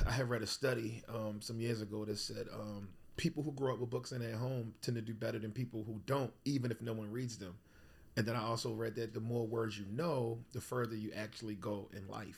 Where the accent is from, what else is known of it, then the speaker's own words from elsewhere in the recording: Baltimore, Maryland, United States; I grew up in East Baltimore